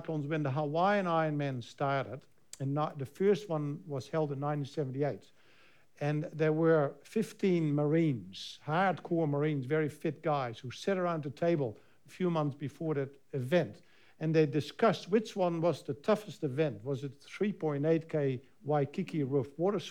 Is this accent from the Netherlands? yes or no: yes; Netherlands; now in New Zealand; in Almere in Holland, my home country.